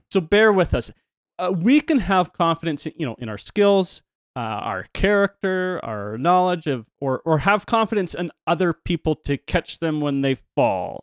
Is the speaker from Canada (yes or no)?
yes; Canada; I'm Canadian.